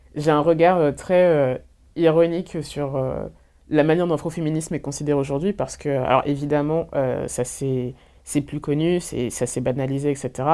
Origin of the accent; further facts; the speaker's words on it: Orléans, Centre-Val de Loire, France; Je suis née à Orléans